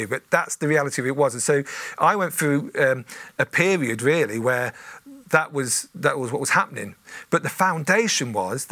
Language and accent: English; Coventry, West Midlands, United Kingdom; also born or lived in Lincolnshire; I grew up mainly in Coventry